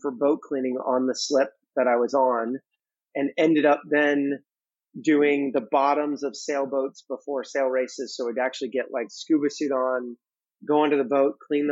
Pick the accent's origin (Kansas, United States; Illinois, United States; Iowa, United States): Illinois, United States; Chicago; I was also growing up in Chicago